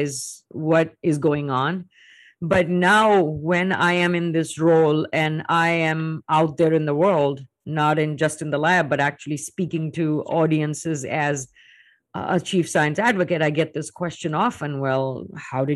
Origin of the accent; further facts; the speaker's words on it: India; moved away as an adult; now in United States; I was plucked from India, and now I'm in the US